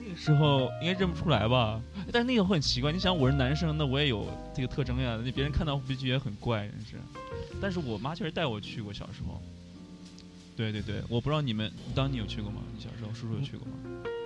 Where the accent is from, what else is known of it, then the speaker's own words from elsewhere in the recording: China; now in Japan; 我们中国人呢，就会大家晚上约